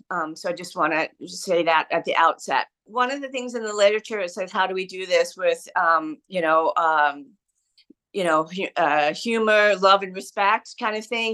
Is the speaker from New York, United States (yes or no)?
no; San Diego, California, United States; now in Brooklyn, United States; I was born and raised in San Diego, San Diego County